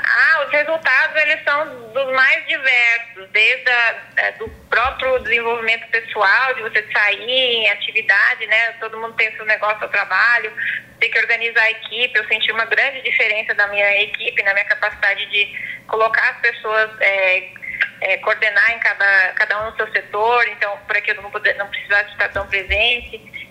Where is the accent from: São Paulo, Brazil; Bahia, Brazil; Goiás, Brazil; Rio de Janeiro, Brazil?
Goiás, Brazil; Chapadão do Céu; moved away as an adult; now in Água Boa, Brazil; eu já, já havia me mudado é, da minha cidade natal, é, Chapadão do Céu, para uhum. Água, Água, Água Boa, Mato Grosso